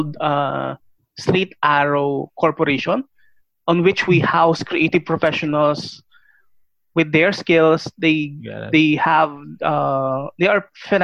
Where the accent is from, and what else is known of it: Philippines